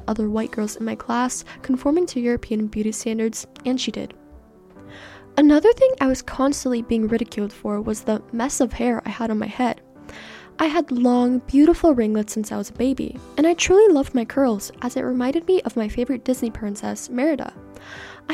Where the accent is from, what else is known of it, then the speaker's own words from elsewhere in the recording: Canada; first language Persian; English is a second language; born and raised in Canada